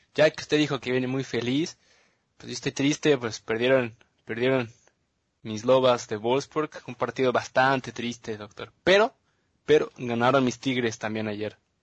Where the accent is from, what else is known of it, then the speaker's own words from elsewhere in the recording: Mexico; somos, somos mexicanos